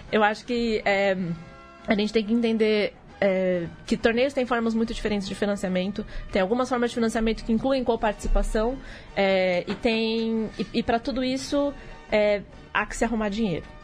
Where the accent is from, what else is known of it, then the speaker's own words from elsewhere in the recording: Brazil; mas a gente vai chegar lá porque somos brasileiros, não desistimos nunca.